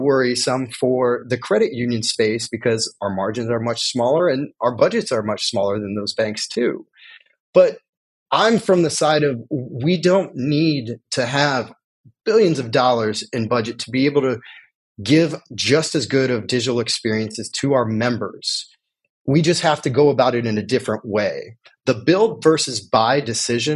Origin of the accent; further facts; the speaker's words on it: Indiana, United States; now in California, United States; I'm originally from Indiana